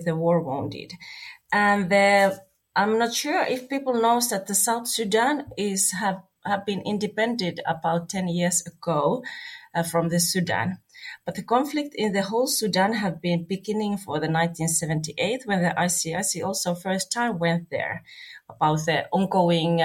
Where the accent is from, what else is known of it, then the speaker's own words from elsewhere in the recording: Finland; I'm coming from Finland